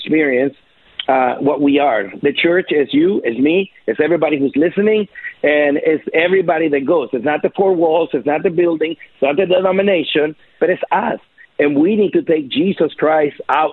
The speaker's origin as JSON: {"language": "English", "country": "El Salvador", "moved": "yes", "lives_now": "United States", "said": "I'm from El Salvador"}